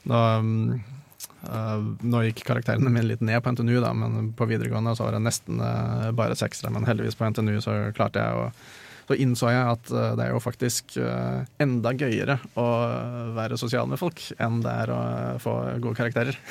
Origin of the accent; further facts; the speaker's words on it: Norway; Jeg er norsk, så jeg har fått god utdanning